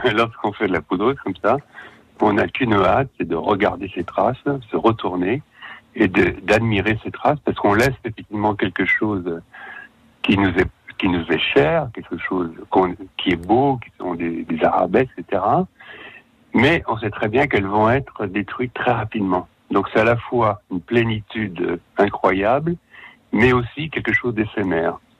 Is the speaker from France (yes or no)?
yes; Savoy, Auvergne-Rhône-Alpes, France; moved away; je suis savoyard, donc euh, une, grande partie de mon cœur est restée en Savoie